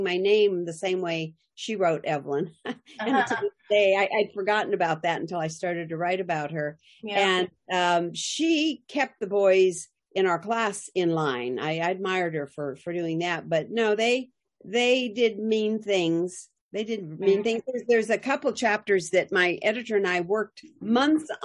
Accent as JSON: {"language": "English", "region": "Montana", "country": "United States", "tie": "born or raised there", "also_born_or_lived": "New England, North Dakota"}